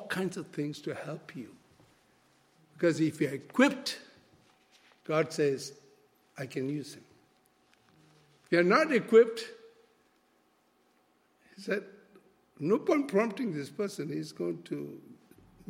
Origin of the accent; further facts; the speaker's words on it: Malaysia; first language Malay; English is a second language; I'm a Malaysian, my language is Malay.